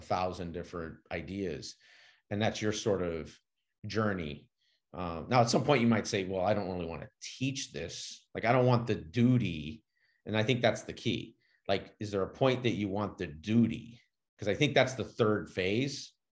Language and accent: English; California, United States; I grew up with some in California